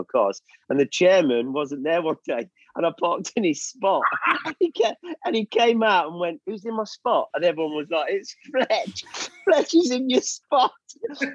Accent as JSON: {"language": "English", "town": "Leicester", "region": "East Midlands", "country": "United Kingdom", "moved": "yes", "said": "I actually obviously was from Leicester"}